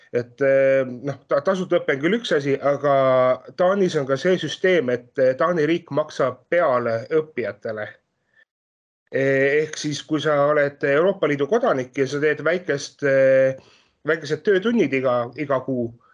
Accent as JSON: {"language": "Estonian", "country": "Estonia", "moved": "as an adult", "lives_now": "Denmark", "said": "ma olen ise pärit ju Eestist"}